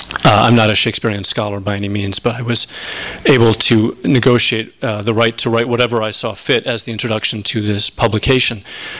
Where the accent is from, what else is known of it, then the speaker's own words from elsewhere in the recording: Minneapolis, Minnesota, United States; I grew up in Minneapolis, Minnesota, and my father spent a great deal of my childhood in prison